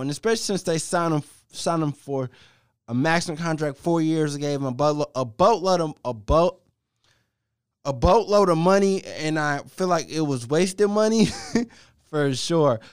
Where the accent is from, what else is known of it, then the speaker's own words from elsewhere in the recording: Cleveland, Ohio, United States; I'm from Cleveland. I was born in Cleveland, so I love my Cleveland Cavaliers